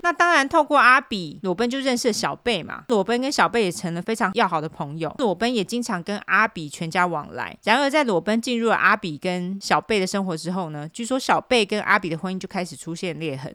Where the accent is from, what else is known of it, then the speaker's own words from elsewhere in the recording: Taipei, Taiwan; 我在台北长大的，所以我就用台北地标来说